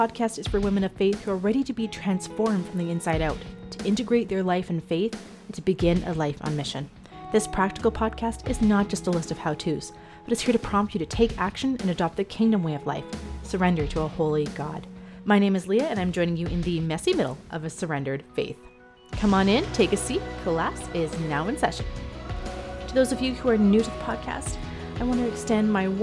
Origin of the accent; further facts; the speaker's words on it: Canada; I'm actually Canadian.